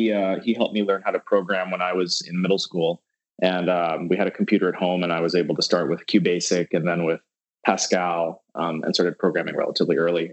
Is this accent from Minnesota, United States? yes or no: no; Atlanta, Georgia, United States; also born or lived in Baton Rouge, Louisiana / Dallas, Texas; But I was born in Atlanta and then I lived in Baton Rouge, Louisiana, and then Dallas, Texas before I moved to the Bay Area for school.